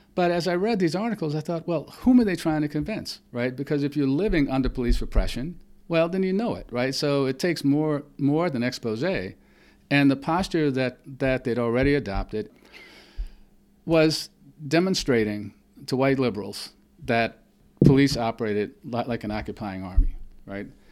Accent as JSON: {"language": "English", "region": "the Jim Crow South", "country": "United States", "tie": "born or raised there", "said": "I grew up in the Jim Crow South"}